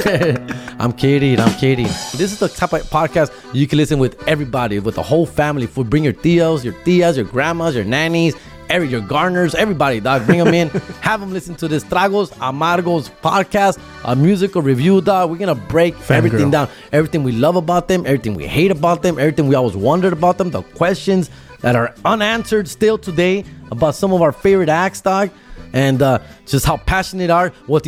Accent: Huntington Park, California, United States; from Huntington Park, California, Southeast LA, for you guys who don't know where that is. And I grew up with my boy, one of my best childhood friends

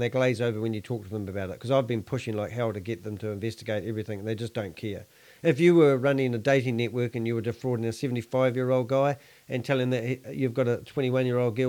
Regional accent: New Zealand; I'm a Kiwi.

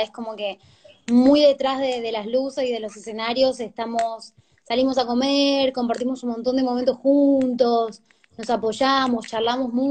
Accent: Jujuy, Argentina; also born or lived in Tucumán; cuando yo llegué de, de Jujuy, de Tucumán hacia acá, ya en Tucumán ya había cierto underground conectado con el de acá en el reggaetón

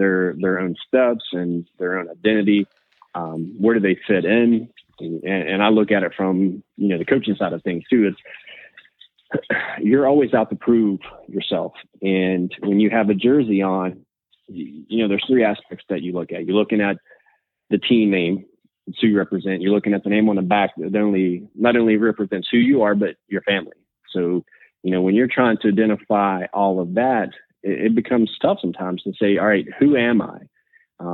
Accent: Southern West Virginia, United States; I grew up in Southern West Virginia

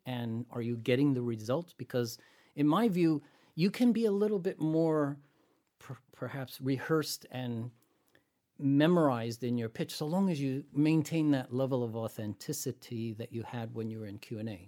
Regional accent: San Francisco Bay Area, California, United States; I hail from the San Francisco Bay Area

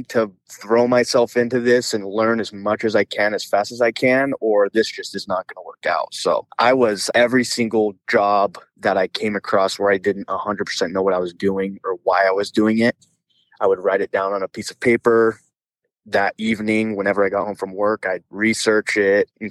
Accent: Queen Creek, Arizona, United States; I'm from the Queen Creek area

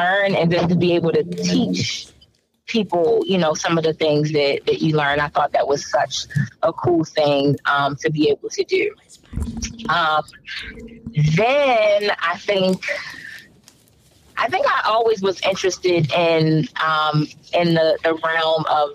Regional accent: Baltimore, Maryland, United States; growing up in Baltimore City

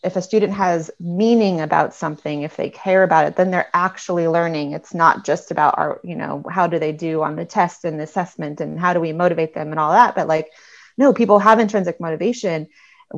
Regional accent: California, United States; moved away as an adult; also born or lived in Missouri; growing up in California, I had like a decent amount of Spanish background

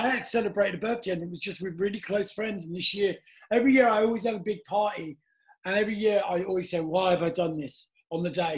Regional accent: London, United Kingdom; also born or lived in Soho, London; I was brought up in Battersea

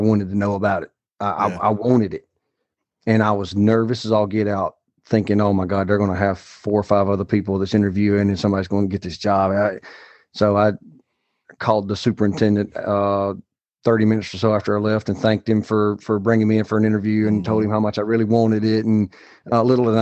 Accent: Alabama, United States; the town that I was raised in Alabama

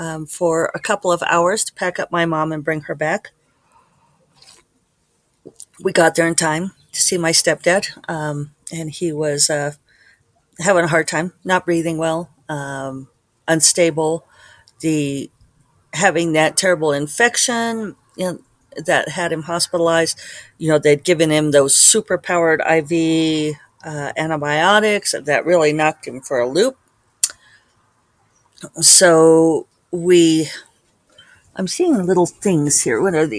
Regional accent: Selma, Alabama, United States; born there; they lived next door to my mom and my dad when I was born on the Air Force Base in Selma.

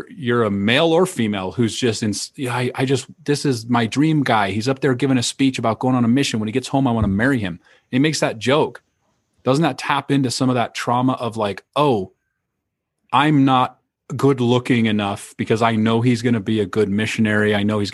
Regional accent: Idaho, United States; growing up in Idaho

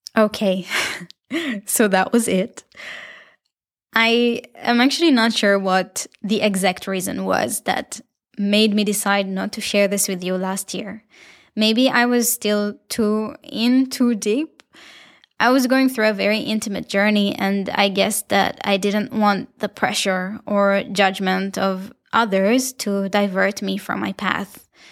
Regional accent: Israel; accent: Israeli; my beautiful Israeli accent

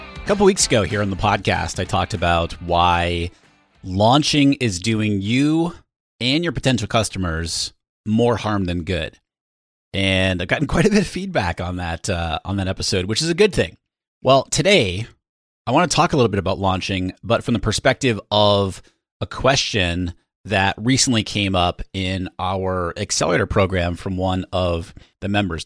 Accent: New Hampshire, United States; now in San Diego, United States; I am from the Northeast, from New Hampshire originally

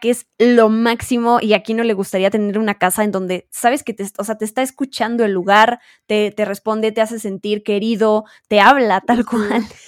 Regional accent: Mexico

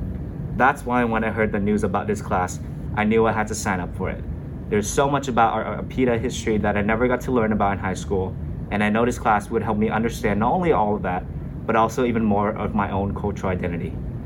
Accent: Portland, Oregon, United States; As a yellow kid growing up in Portland, Oregon, arguably one of the whitest cities in America, I constantly felt like I was stuck in between worlds.

